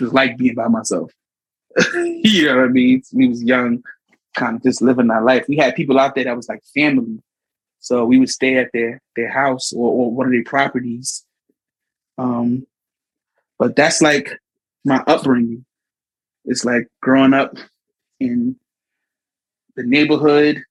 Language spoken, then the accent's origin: English; New York City, New York, United States; also born or lived in Brooklyn, New York / Ghana; I'm from here, born and raised in Queens, New York, Jamaica, Queens